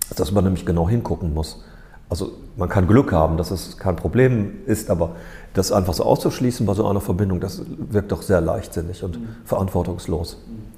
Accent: Ruhr area, North Rhine-Westphalia, Germany; ich komme aus dem Ruhrgebiet

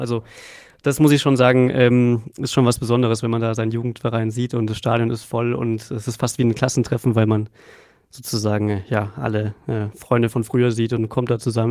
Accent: Unterhaching, Bavaria, Germany; also born or lived in Munich; also ich bin in Unterhaching aufgewachsen

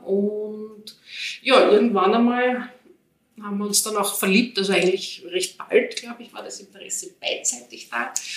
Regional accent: Vienna, Austria; moved away as an adult; now in Pressbaum, Austria; ich komme ja eigentlich ursprünglich aus Wien, ich komme aus dem 10. Bezirk

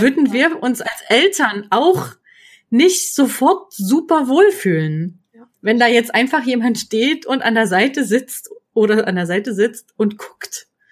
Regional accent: GDR, East Germany, Germany; Ich bin in der DDR groß geworden

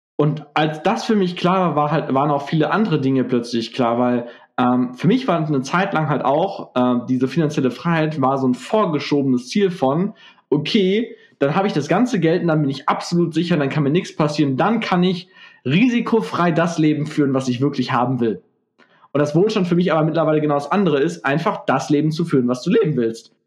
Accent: Gelsenkirchen, North Rhine-Westphalia, Germany; ich bin ja aus Gelsenkirchen

